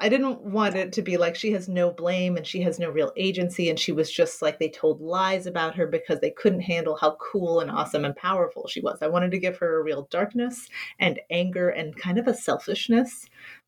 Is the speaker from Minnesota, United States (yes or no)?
no; Kentucky, United States; I grew up in Kentucky.